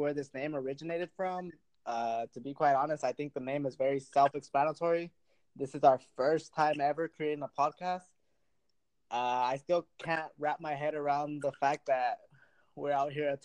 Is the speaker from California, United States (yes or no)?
yes; Delano, California, United States; I grew up here in the Valley in Delano, California.